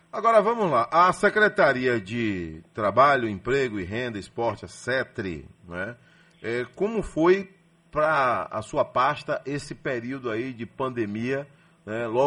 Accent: Itabuna, Bahia, Brazil; Sou, nascido em Itabuna. Nasci em Itabuna.

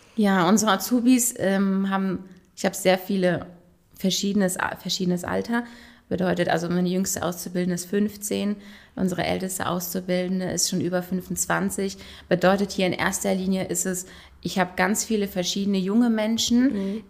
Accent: Frankenthal, Rhineland-Palatinate, Germany; Ich bin in Frankenthal geboren und aufgewachsen

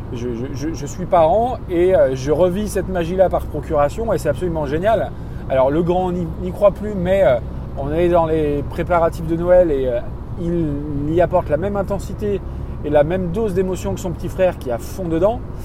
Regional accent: France; je suis issu d'une famille de Français moyens

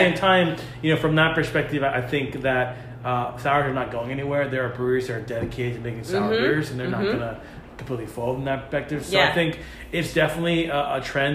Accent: Massachusetts, United States; from New England, I grew up in Massachusetts

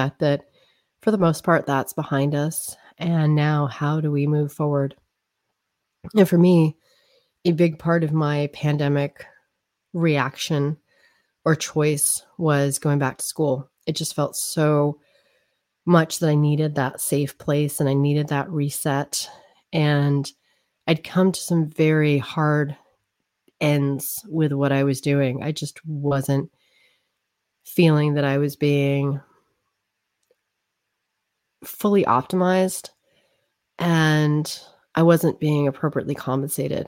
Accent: United States; also born or lived in Newark; I am American. I was born in America.

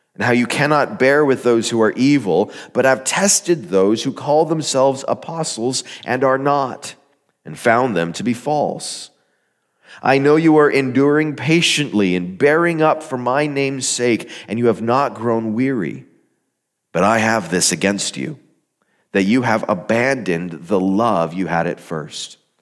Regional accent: Arizona, United States; moved away as an adult; I grew up in Arizona. I was in the desert for the first eighteen or so years of my life

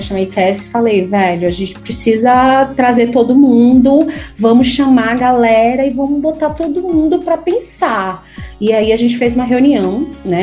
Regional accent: Salvador, Bahia, Brazil; Eu nasci em Salvador, é, me formei em Salvador

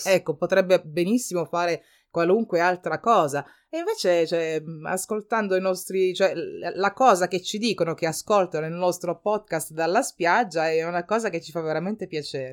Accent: Calabria, Italy; moved away; io parlo della, della, Calabria, di come si usa dalle mie parti

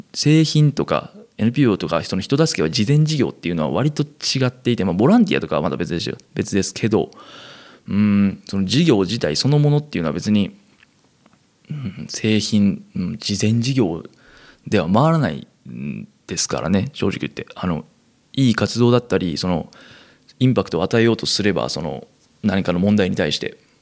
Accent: Kansai, Japan; moved away; 生まれも育ちも関西という生粋の関西人、私

